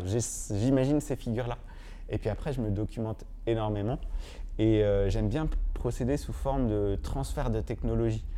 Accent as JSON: {"language": "French", "region": "Normandy", "country": "France", "tie": "born or raised there", "said": "je suis né en Normandie"}